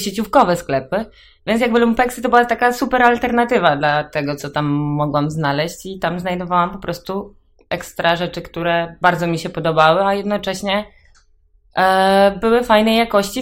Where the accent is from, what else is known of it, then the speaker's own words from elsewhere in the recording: Grudziądz, Kuyavian-Pomeranian Voivodeship, Poland; ja jestem z Grudziądza